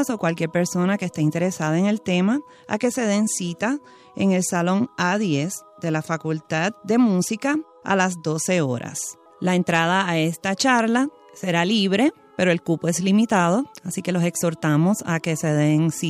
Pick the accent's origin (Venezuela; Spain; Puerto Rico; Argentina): Puerto Rico; vengo de Puerto Rico, invitada para este primer encuentro.